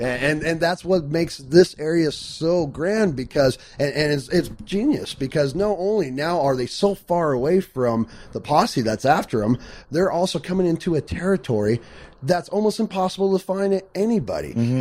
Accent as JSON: {"language": "English", "town": "Phoenix", "region": "Arizona", "country": "United States", "tie": "born or raised there", "said": "I was born and raised in Phoenix, Arizona"}